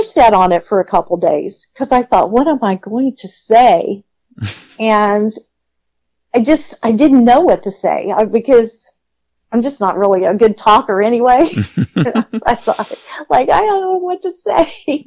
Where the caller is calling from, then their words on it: Austin, Texas, United States; I'm calling from Austin, Texas